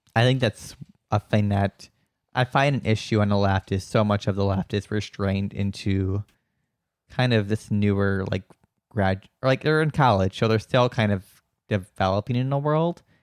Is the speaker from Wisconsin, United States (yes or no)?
yes; Wisconsin, United States; moved away as an adult; also born or lived in San Francisco Bay Area; now in San Francisco, United States; Wisconsin, which is where I'm from